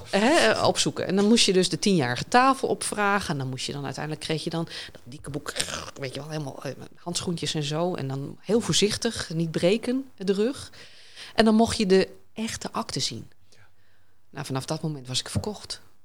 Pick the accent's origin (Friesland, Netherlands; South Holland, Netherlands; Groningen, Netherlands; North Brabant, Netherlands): Groningen, Netherlands; Hoogezand; also born or lived in Sappemeer; ik ben geboren in Sappemeer, verhuisd naar Hoogzand.